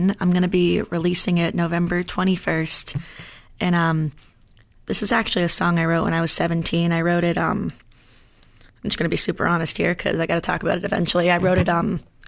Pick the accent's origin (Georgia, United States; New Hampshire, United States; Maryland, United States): New Hampshire, United States; Londonderry; also born or lived in Hampton, New Hampshire; I grew up in Londonderry, which is right next to Manchester